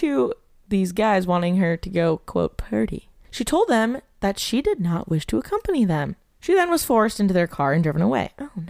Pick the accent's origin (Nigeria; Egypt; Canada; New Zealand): Canada; I'm French Canadian.